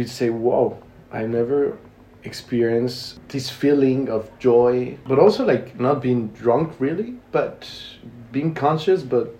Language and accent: English; Mexico City, Mexico; English is a second language; moved away as an adult; now in France; I'm from Mexico City.